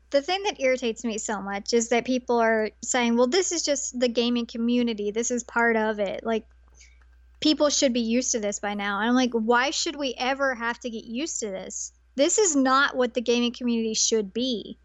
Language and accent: English; Tennessee, United States; I grew up in Tennessee.